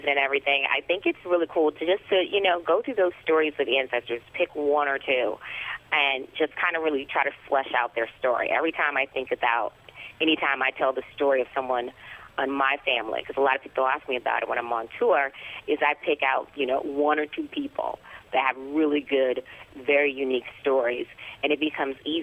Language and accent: English; Detroit, Michigan, United States; I'm from Detroit, from the inner city